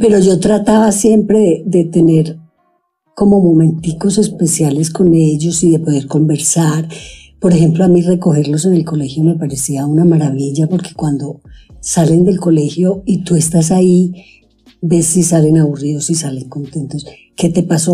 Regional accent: Sonsón, Antioquia, Colombia; now in Medellín, Colombia; Yo crecí en Sonsón, estudiaba en el colegio

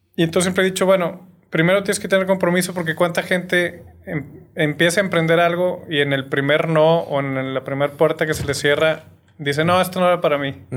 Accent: Torreón, Coahuila, Mexico; moved away as an adult; also born or lived in Mexico City, Mexico; now in Monterrey, Mexico; soy de Torreón. Eh, viví hasta los 18 años allá muy feliz

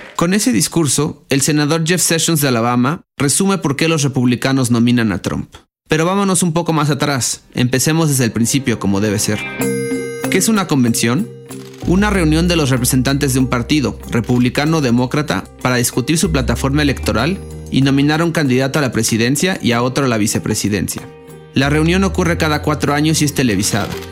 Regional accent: Mexico; siendo mexicano

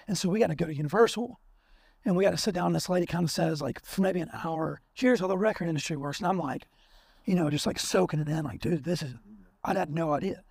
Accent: Alabama, United States; I'm from Bama

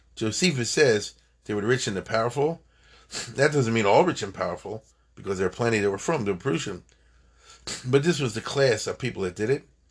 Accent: United States; we are American citizens

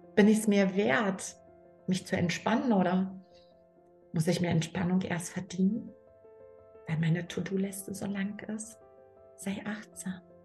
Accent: Germany; ich bin in der DDR groß geworden

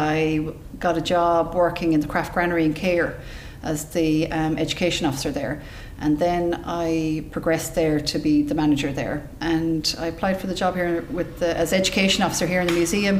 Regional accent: Clonmel, Munster, Ireland; I'm from Clonmel, it was just, I just had the affiliation with Tipperary

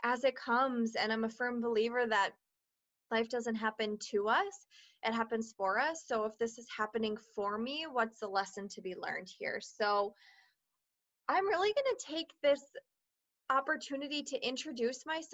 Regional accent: Minnesota, United States; also born or lived in Washington; I was born in Washington and have grown up and lived my entire life in Minnesota

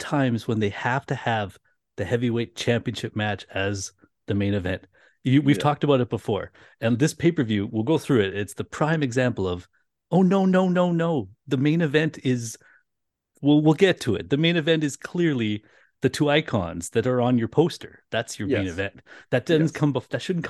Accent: Canada; being two Canadian kids, we thought we would have a fun chat about the last WrestleMania that was anywhere but in America.

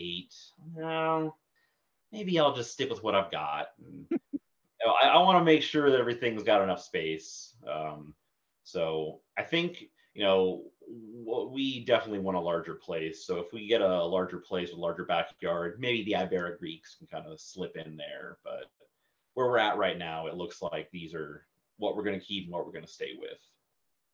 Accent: Columbus, Ohio, United States; moved away as an adult; now in Wichita, United States; I was born and raised in Columbus, Ohio. Okay, and then I moved out to Wichita 5 years ago for a job

